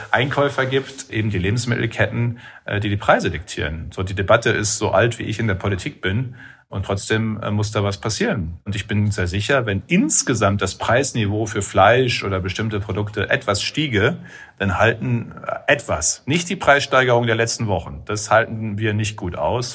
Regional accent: Münsterland, North Rhine-Westphalia, Germany; Ich komme aus dem Münsterland, ist eine der auch landwirtschaftlich intensivsten Regionen in Europa

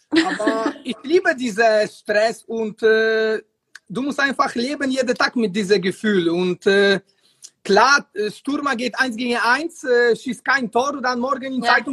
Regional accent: Poland; German is a second language; ja, ich komme aus Polen, ich habe keine, keine Angst

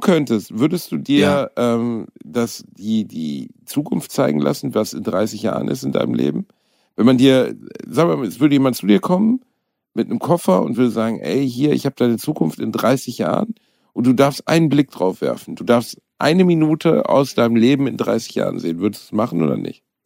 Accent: Gelsenkirchen, North Rhine-Westphalia, Germany; Gelsenkirchen, meiner Heimatstadt

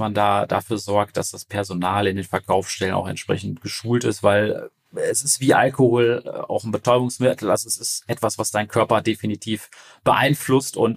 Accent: Paderborn, North Rhine-Westphalia, Germany; wir kommen aus Paderborn, also wir sind jetzt nicht so die Re Region, wo irgendwas richtig losgeht.

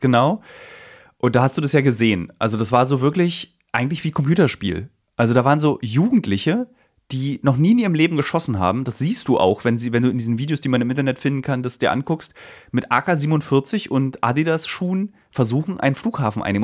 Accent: East Germany, Germany; meine Kindheit in der DDR

